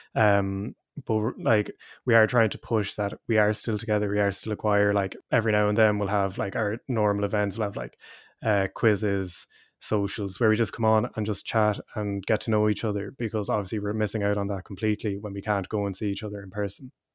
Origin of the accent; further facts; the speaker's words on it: Leinster, Ireland; moved away as an adult; also born or lived in Cork; I'm from up the country, I'm from Leash myself